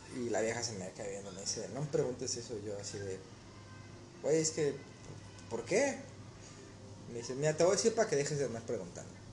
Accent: Mexico; moved away; ser mexicano

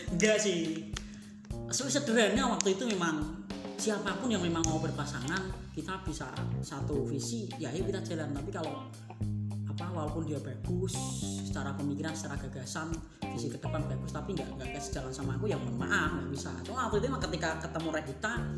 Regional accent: Demak, Central Java, Indonesia; Aku aslinya Demak

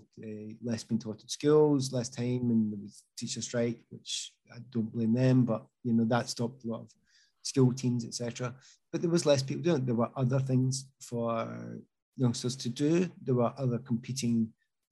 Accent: Easthouses, Scotland, United Kingdom; I was brought up in East House

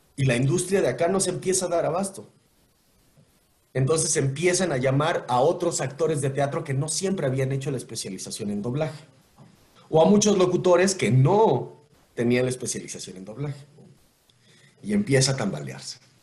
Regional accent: Mexico; Y como presidente es un trabajo que le otorgamos a una persona como mexicanos para que haga lo que promete

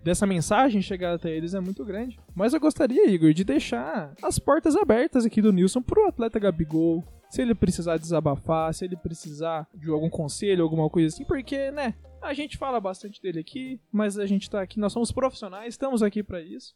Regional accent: Brazil; Nós somos brasileiros

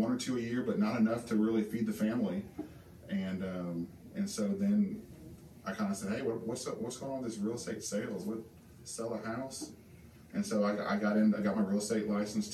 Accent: Indianapolis, Indiana, United States; moved away as an adult; I'm originally from Indianapolis, Indiana.

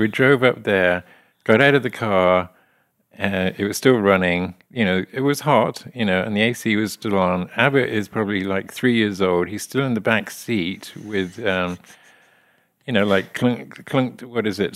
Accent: Lydney, South West England, United Kingdom; now in West Plains, United States; my hometown of Lydney in, uh, Gloucestershire

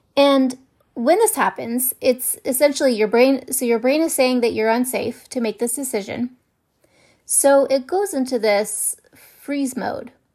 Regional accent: Ohio, United States; moved away; I was raised in Ohio and there's a lot of snow in the winter

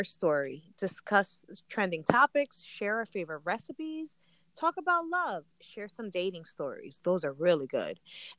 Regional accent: New Jersey, United States; I'm a single mom and a momager to a 10-year-old, born and raised in Jersey, but proud to be Colombiana. I always say, I'm not American enough to be American, but I'm not Latina enough to be Latina.

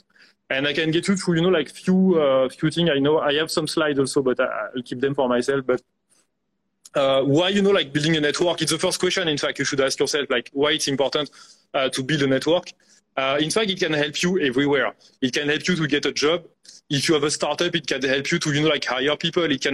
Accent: France; moved away as an adult; also born or lived in India; with my accent, I grew up in France.

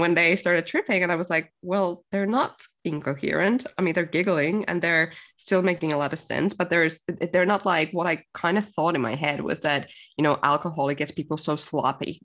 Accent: Finland; moved away; I grew up in Finland, for anyone thinking where the hell is her accent from?

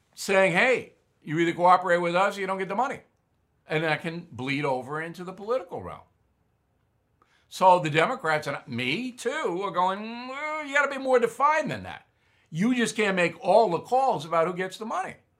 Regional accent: Long Island, New York, United States; in my hometown on Long Island

